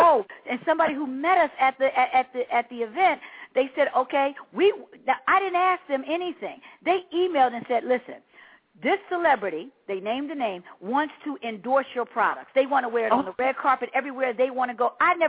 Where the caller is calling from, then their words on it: Pennsylvania, United States; I'm from the Delaware, Pennsylvania area.